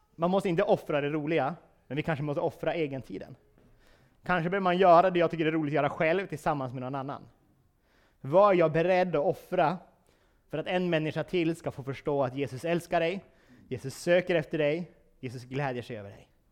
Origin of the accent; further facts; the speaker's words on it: Vilhelmina, Västerbotten County, Sweden; jag är från Vilhelmina